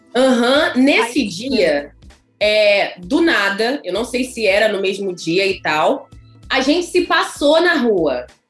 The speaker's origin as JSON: {"language": "Portuguese", "country": "Brazil", "moved": "yes", "said": "eu venho do Brasil"}